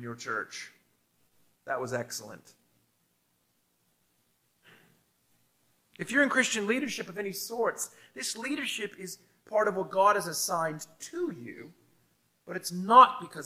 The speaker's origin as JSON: {"language": "English", "country": "United States", "moved": "yes", "lives_now": "Australia", "said": "in my home country of America"}